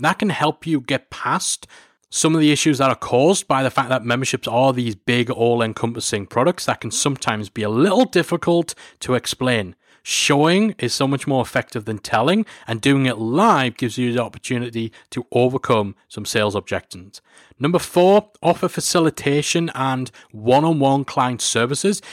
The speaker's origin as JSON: {"language": "English", "town": "Newcastle upon Tyne", "region": "North East England", "country": "United Kingdom", "tie": "born or raised there", "said": "my hometown, Newcastle-upon-Tyne"}